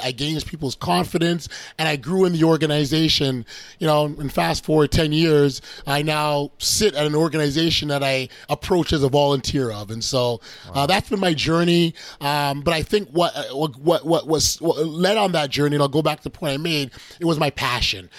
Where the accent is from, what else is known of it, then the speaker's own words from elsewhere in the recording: Canada; we we're from Canada